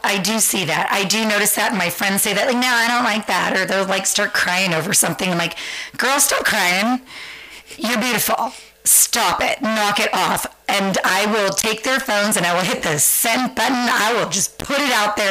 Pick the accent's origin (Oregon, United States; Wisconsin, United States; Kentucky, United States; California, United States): California, United States; San Francisco; moved away as an adult; also born or lived in Santa Maria, California; now in Central Coast, California, United States; born and raised in San Francisco, just blocks up from Castro